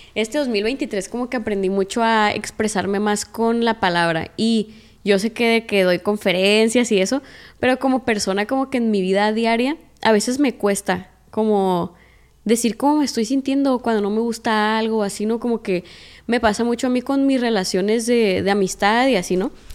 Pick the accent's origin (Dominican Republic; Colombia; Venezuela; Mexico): Mexico; Culiacán, Sinaloa; born or raised there